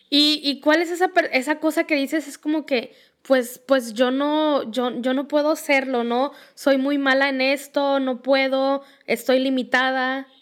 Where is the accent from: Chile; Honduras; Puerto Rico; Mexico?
Mexico; aquí en México